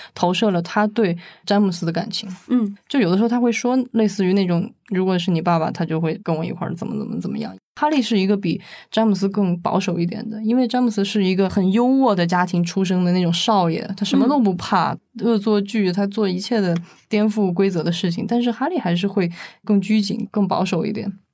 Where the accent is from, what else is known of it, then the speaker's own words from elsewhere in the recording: China; 我们中国人